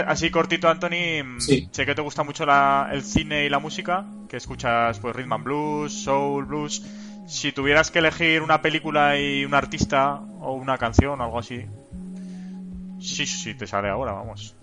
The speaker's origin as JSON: {"language": "Spanish", "town": "Zaragoza", "region": "Aragon", "country": "Spain", "said": "Yo soy del Zaragoza, aquí como mi ciudad."}